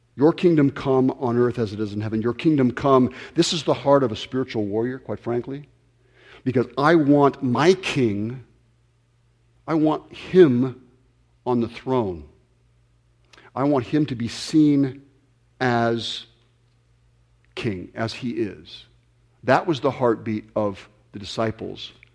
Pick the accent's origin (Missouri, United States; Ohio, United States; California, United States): California, United States; Ventura County; I grew up here in Ventura County